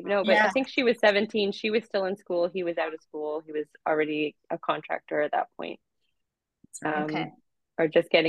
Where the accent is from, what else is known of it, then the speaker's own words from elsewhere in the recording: Colborne, Ontario, Canada; moved away; also born or lived in Turks and Caicos / Provo; when we were growing up in Colborne, Ontario, our basement was a sound studio